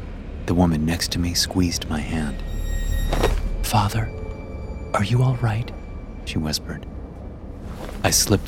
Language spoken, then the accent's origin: English; Greece; I had taken a short break from my God-given assignment to visit her in my home country of Greece.